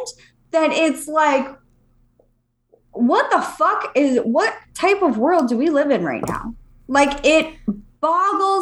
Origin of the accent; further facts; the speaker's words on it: Fort Myers, Florida, United States; also born or lived in Palm Springs, California; And then I moved to Florida, Fort Myers.